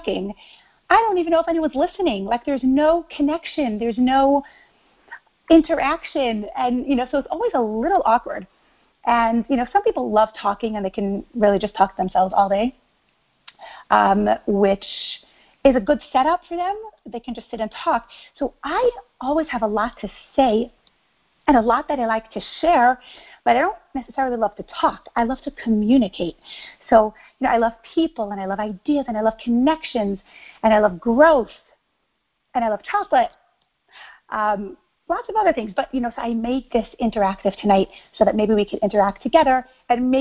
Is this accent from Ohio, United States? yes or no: no; New York City, New York, United States; moved away as an adult; also born or lived in Israel / Mexico City, Mexico / San Diego, United States; now in Miami, United States; I grew up in New York, Brooklyn, New York, to be exact